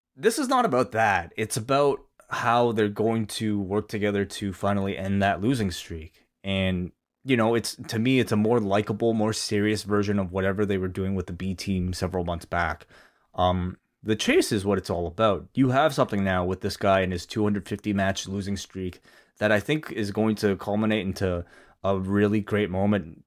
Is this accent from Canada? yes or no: yes; Canada; as a Canadian, uh, non-black Canadian